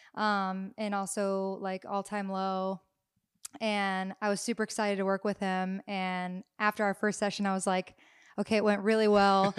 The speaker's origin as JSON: {"language": "English", "town": "Nashville", "region": "Tennessee", "country": "United States", "tie": "born or raised there", "said": "growing up in Nashville"}